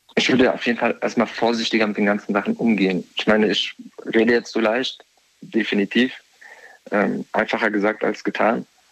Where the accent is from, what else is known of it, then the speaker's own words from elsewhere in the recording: near Frankfurt, Hesse, Germany; ich komme aus der Umgebung von Frankfurt